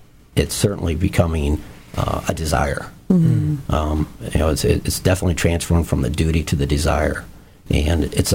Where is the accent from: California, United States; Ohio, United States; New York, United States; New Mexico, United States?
Ohio, United States; Sylvania; I was also born and raised in Sylvania